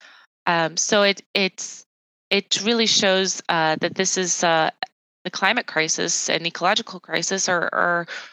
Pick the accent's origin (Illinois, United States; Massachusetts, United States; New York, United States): Illinois, United States; Chicagoland, suburb of Chicago; I was born in the Chicagoland area in a suburb of Chicago